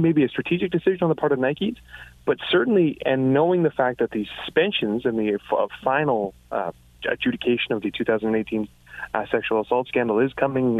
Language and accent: English; Canada; us as Canadian sports fans